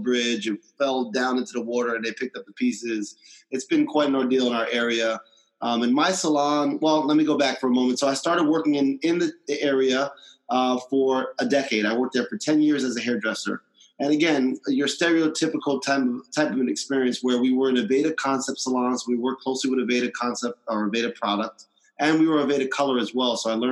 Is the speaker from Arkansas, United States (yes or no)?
no; New York, United States; I'm from New York, born and raised